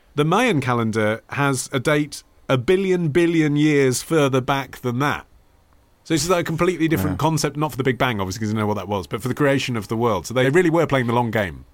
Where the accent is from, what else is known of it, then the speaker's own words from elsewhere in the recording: England, United Kingdom; when you are growing up in England